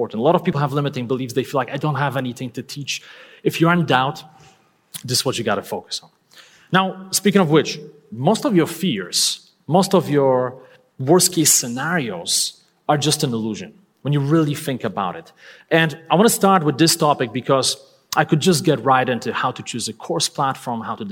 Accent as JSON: {"language": "English", "country": "Poland", "second_language": "English", "moved": "yes", "said": "I'm not a native English speaker. I'm originally from Poland."}